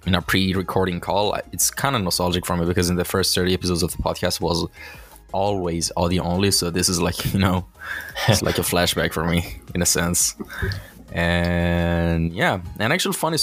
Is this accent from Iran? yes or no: yes; Iran; from my home country, I'm actually from Iran